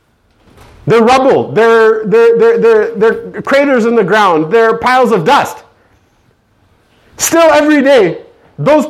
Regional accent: United States

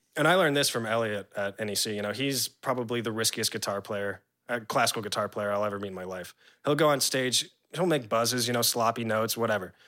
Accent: San Diego, California, United States; moved away as an adult; also born or lived in New Orleans / Virginia / Jacksonville; my dad moved to San Diego, California. And that's where I grew up from, like, five until college, you know, like, eighteen

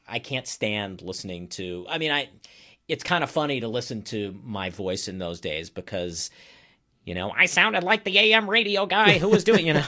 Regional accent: Maryland, United States; moved away as an adult; also born or lived in Boston, Massachusetts / upstate New York / Iowa / Flagstaff, Arizona; now in Wauwatosa, United States; I live in Wauwatosa. I am not from Wauwatosa. I grew up in Maryland

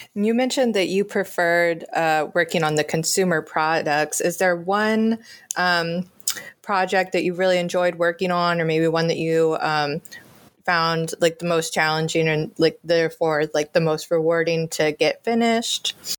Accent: the South, United States; moved away; I grew up in the South

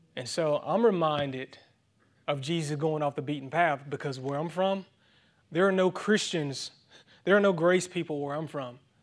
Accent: Thomson, Georgia, United States; my hometown Thompson is actually two and a half hours east of Atlanta

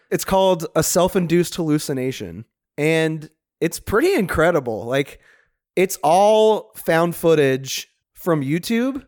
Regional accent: Chalmette, Louisiana, United States; That's my hometown

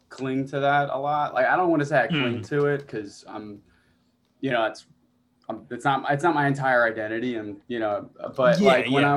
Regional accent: Long Island, New York, United States; born or raised there

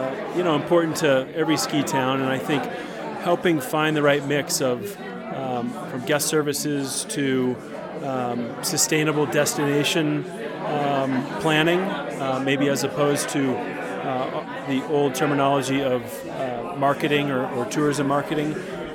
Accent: outside of Boulder, Colorado, United States; now in Vail, United States; I'm born and raised in Colorado, outside of Boulder, and I've been coming here since I was a kid.

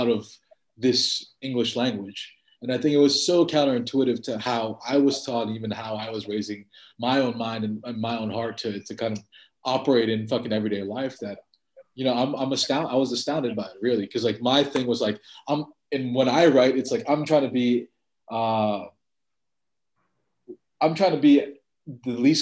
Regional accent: New York City, New York, United States; also born or lived in New Jersey; now in Los Angeles, United States; when I was growing up in Queens, it was different

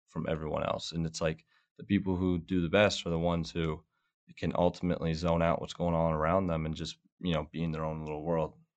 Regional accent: Rockledge, Florida, United States; moved away; I'm from Florida. We, uh, my family owns a bowling center, um, down in Florida, and, uh, I was kinda born in there

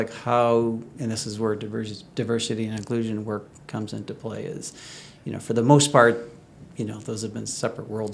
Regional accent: St. Louis, Missouri, United States; now in Chicago, United States; I grew up in St. Louis

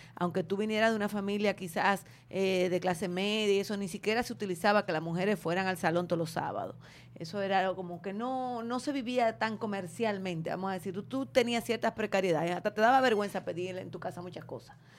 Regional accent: Santo Domingo, Distrito Nacional, Dominican Republic; Yo me crié en Ciudad Nueva, pero yo estudiaba en Gascue

